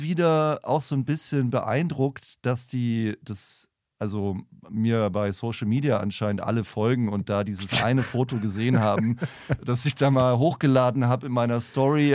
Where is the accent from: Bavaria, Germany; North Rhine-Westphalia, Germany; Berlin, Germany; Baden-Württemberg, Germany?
Bavaria, Germany; a small town in northern; moved away; Dafür bin ich zurück in meine Heimatstadt gefahren, ähm, kleines Städtchen im Norden Bayerns